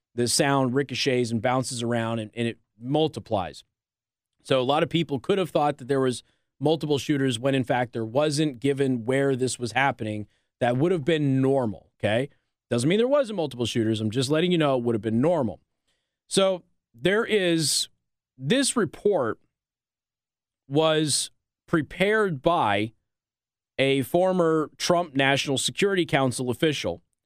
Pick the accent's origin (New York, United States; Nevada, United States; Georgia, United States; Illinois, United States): Nevada, United States; Las Vegas; Las Vegas is my hometown